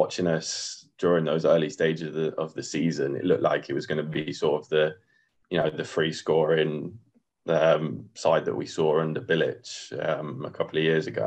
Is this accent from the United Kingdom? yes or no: yes; Coventry, West Midlands, United Kingdom; I live in Coventry now. I lived in Coventry all my life